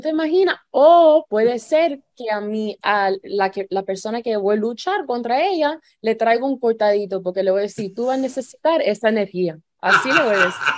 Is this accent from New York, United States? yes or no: no; Miami, Florida, United States; yo nací en Miami, pero yo vengo de una familia que vinieron de Cuba